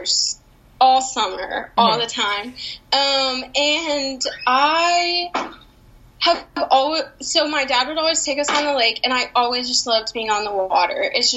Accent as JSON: {"language": "English", "town": "Branson", "region": "Missouri", "country": "United States", "tie": "born or raised there", "said": "I'm from Branson, Missouri"}